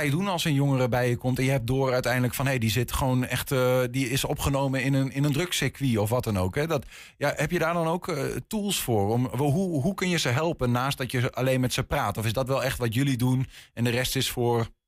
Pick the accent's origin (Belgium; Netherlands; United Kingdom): Netherlands; Enschede, Overijssel; ik ben gewoon opgegroeid in Enschede.